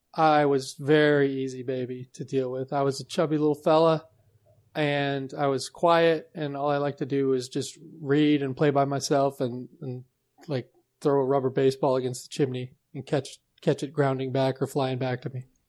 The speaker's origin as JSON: {"language": "English", "town": "Seattle", "region": "Washington", "country": "United States", "tie": "born or raised there", "said": "I was born in Seattle"}